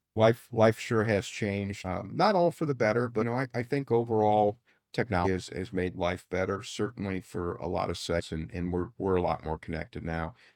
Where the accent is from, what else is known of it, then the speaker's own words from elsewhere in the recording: Fort Wayne, Indiana, United States; I grew up in Southeast Fort Wayne, and we had a four four seven phone number.